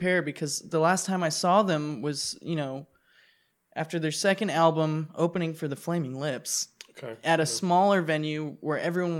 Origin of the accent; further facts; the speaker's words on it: San Diego, California, United States; I'm from San Diego.